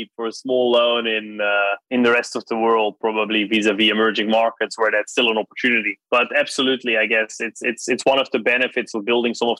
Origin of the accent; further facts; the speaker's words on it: Netherlands; moved away; I grew up in the Netherlands